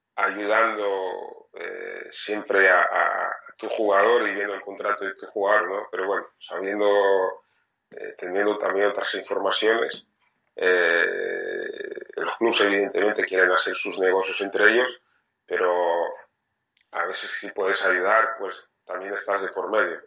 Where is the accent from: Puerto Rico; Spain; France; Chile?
France; soy francés